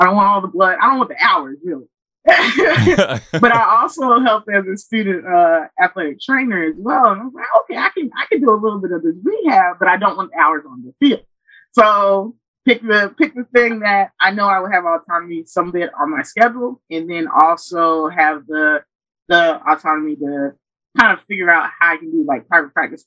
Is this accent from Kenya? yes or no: yes; Kenya; now in United States; So I was born in Kenya